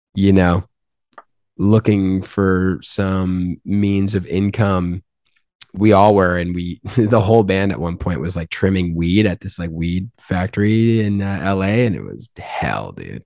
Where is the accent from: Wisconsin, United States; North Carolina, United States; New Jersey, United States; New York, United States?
New York, United States; Albany; now in Los Angeles, United States; I'm from Albany